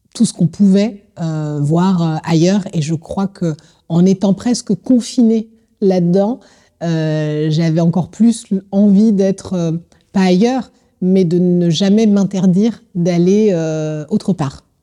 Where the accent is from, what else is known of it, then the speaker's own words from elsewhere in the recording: Colombes, Île-de-France, France; Je suis originaire de Colombe